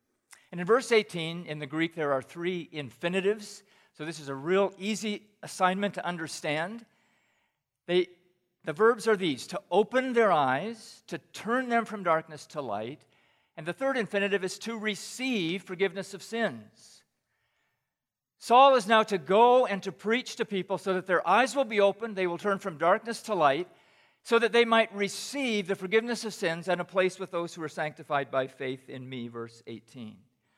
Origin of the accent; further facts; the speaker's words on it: Pakistan; moved away; When I was in junior high, I grew up in Pakistan. So, Tim, I've actually spent 28 years in Pakistan, but just 14 years as a missionary.